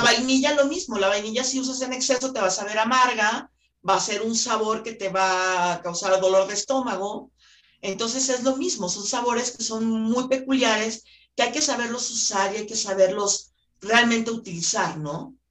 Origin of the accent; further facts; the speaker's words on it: Guadalajara, Jalisco, Mexico; yo por ejemplo soy de Guadalajara